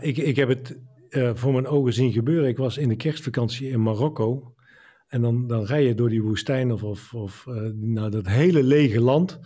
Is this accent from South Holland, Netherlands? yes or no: no; Dongen, North Brabant, Netherlands; we hadden in, in mijn woonplaats Dongen een eh, binnenzwembad